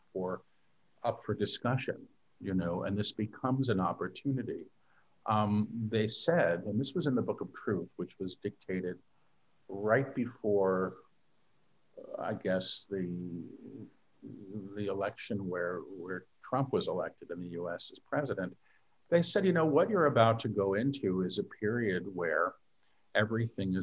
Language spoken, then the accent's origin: English; New York City, New York, United States; moved away as an adult; now in Maui, United States; I'm a New Yorker. You know, I lived in New York my entire life